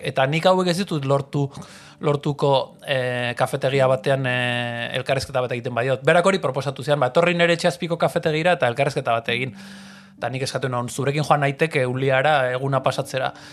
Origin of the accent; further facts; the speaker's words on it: San Sebastián, Basque Country, Spain; Donostiarra naiz, donostian bizizan naiz beti